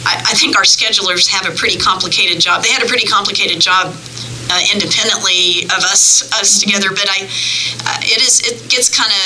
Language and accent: English; New Braunfels, Texas, United States; born there; I was born on Valentine's Day in 1963 in New Braunfels, Texas.